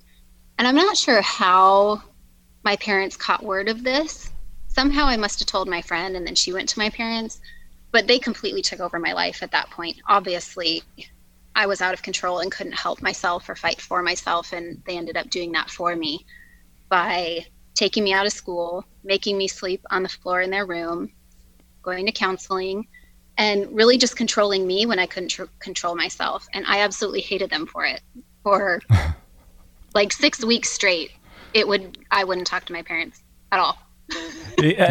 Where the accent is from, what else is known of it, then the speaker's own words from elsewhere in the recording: Colorado, United States; I grew up in Colorado with my parents, my sister, and two brothers